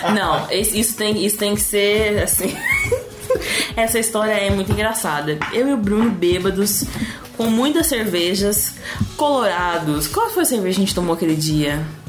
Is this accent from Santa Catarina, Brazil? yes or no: no; São Paulo, Brazil; accent: interior, rolled/caipira R; moved away as an adult; E eu sou do interior, né? Vocês vão perceber no meu sotaque em puxar o R